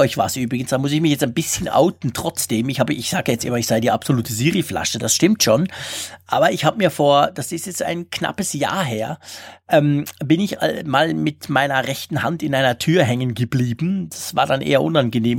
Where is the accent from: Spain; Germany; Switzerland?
Switzerland; bei uns in der Schweiz